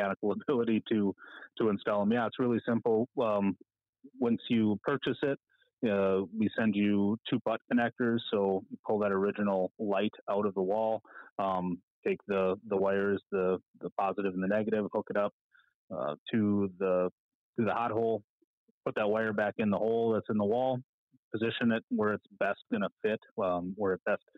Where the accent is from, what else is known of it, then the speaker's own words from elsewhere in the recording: United States; We're all from Fargo Moorhead area.